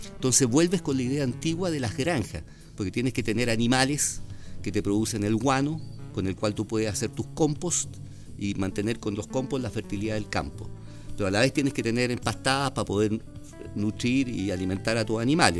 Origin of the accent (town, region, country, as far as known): Chile